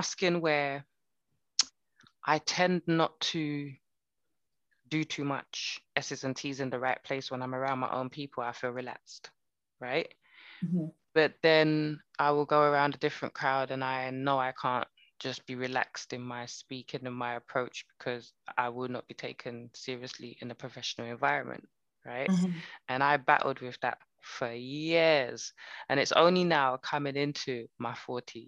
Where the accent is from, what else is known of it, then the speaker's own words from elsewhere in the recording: United Kingdom; I'm Jamaican, I'm Barbadian. Do I define myself as British? Well, I was born here